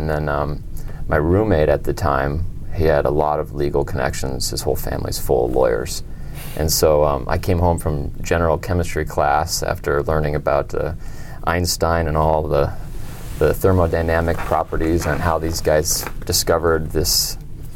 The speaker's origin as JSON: {"language": "English", "town": "Denver", "region": "Colorado", "country": "United States", "tie": "born or raised there", "said": "I'm from Denver, Colorado"}